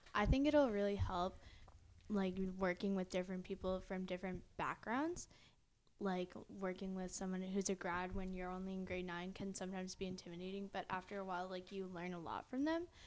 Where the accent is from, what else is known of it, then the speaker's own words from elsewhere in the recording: Riverview, New Brunswick, Canada; we're from Riverview, New Brunswick